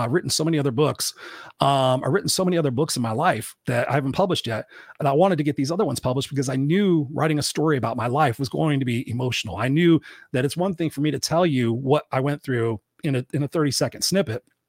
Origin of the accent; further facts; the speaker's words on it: Southern California, United States; I was born in here in Southern California